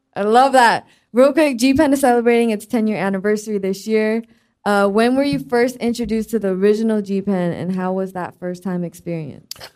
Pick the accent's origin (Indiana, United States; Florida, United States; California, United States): California, United States; the Bay Area; I'm from the Bay